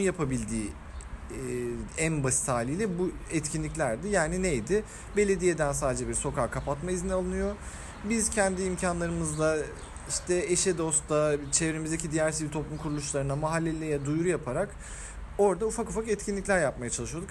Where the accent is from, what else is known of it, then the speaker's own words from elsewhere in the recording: Ankara, Turkey; moved away as an adult; now in Istanbul, Turkey; biz İstanbul Ankara'da nispeten biraz daha sokaklarda büyümüş insanlarız